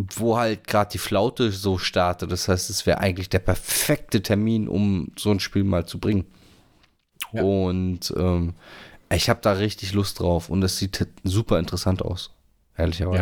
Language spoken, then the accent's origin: German; Northern Germany, Germany; als Norddeutscher